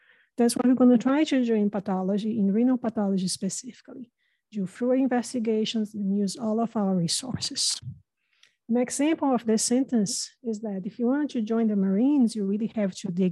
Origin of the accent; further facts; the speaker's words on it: Brazil; English is a second language; now in United States; I have an accent. And as Dr. Rastogi mentioned, I'm not originally from America, I'm Brazilian.